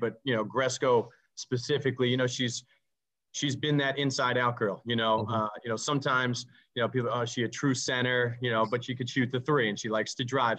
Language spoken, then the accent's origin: English; New York City, New York, United States; I grew up in Staten Island